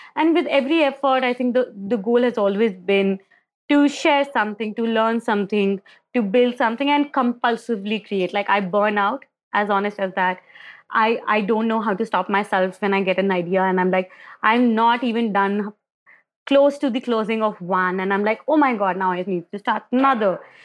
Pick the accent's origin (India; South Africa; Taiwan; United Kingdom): India; Agra, Uttar Pradesh; I'm born and brought up in India, And I, I was born in Agra, which is the city of Taj, Taj Mahal.